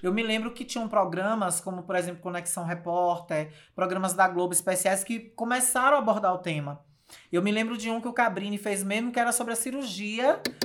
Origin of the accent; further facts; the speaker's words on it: Riachão do Jacuípe, Bahia, Brazil; also born or lived in Feira de Santana; onde eu vivi toda a minha adolescência e a minha infância